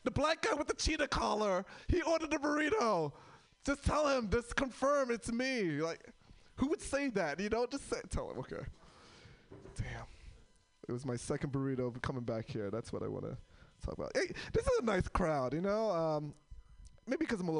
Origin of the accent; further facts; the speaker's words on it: New York, United States; now in Portland, United States; I'm from New York